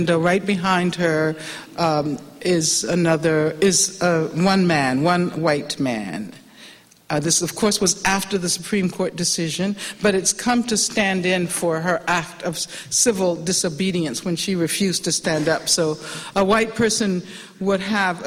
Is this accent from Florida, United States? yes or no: no; Alabama, United States; I grew up in Alabama